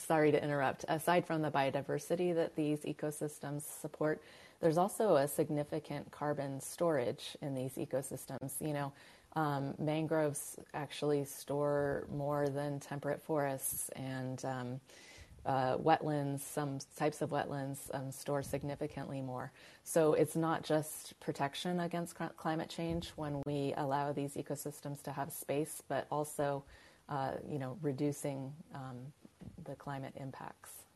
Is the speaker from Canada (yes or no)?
no; California, United States; I'm from California, uh, where water is kind of a, a, ingrained obsession